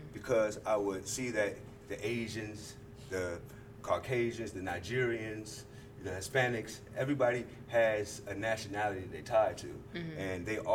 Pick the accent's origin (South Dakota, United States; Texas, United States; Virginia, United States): Virginia, United States; my nationality is a Virginian because mm-hmm. I'm from Virginia